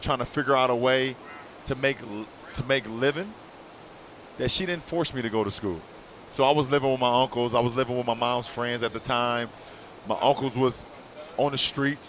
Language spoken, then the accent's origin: English; Akron, Ohio, United States; Growing up in Akron, Ohio